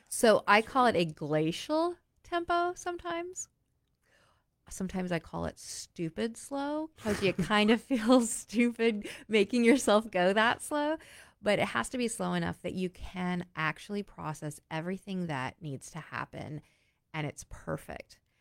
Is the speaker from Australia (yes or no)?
no; Oregon, United States; moved away as an adult; also born or lived in New York State / Philadelphia; I was from a small, a small state, as far as numbers, I was from Oregon